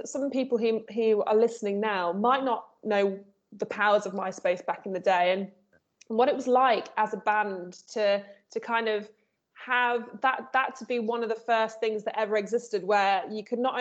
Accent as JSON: {"language": "English", "town": "Nottingham", "region": "East Midlands", "country": "United Kingdom", "tie": "born or raised there", "moved": "as an adult", "lives_now": "London, United Kingdom", "said": "I'm from Nottingham, and so Liars Club was the one in my hometown"}